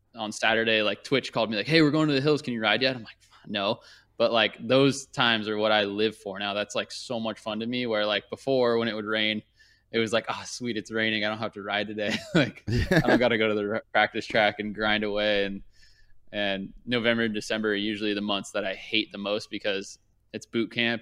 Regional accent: Thousand Oaks, California, United States; also born or lived in Newport Beach, California / Orange County, California; I grew up in Thousand Oaks, and I the closest track was like an hour and a half away.

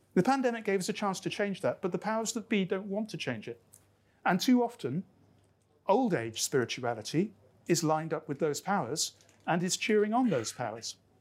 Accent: Lancashire, North West England, United Kingdom; now in Scotland, United Kingdom; I grew up in Lancashire, where we were dominated by the Industrial Revolution because Lancashire kind of invented it. Before I was Scottish, I was Lancastrian.

